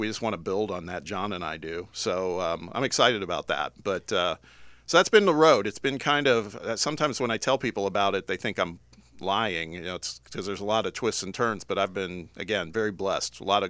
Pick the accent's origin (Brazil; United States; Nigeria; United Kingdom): United States; Midwest; now in Knoxville, United States; I was actually looking to get back to my neck of the woods where I grew up in the Midwest